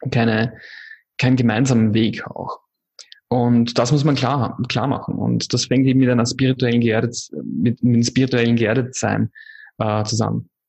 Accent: Wiener Neustadt, Lower Austria, Austria; now in Indonesia; Coworking Space in Wiener Neustadt, wo ich äh, in meiner Heimatstadt in Österreich, wo ich dann äh, sehr gerne wirken würde.

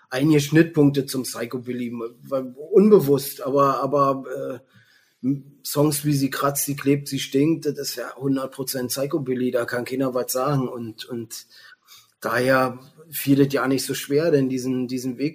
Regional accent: Potsdam, Brandenburg, Germany; born or raised there

